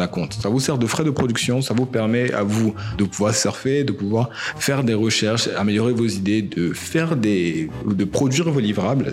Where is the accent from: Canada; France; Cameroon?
Cameroon; en tant que Camerounais